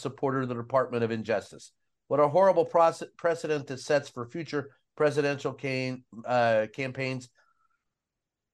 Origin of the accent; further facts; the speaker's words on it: the South, United States; me growing up in the South.